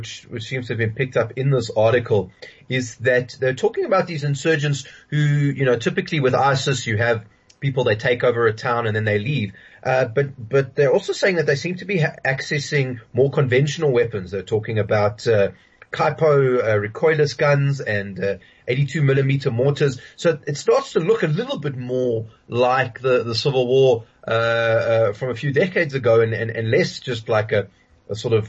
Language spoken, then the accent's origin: English; South Africa; as a South African